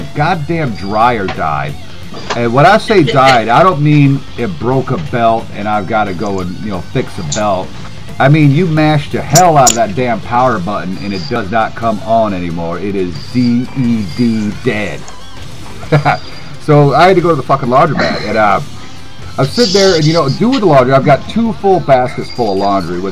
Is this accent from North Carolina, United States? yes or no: yes; Greensboro, North Carolina, United States; moved away; Greensboro, that's my hometown